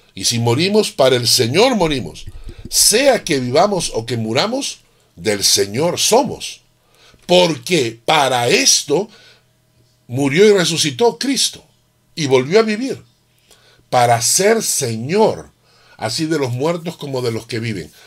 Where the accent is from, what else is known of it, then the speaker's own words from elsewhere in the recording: Peru; moved away; nosotros los que venimos del Perú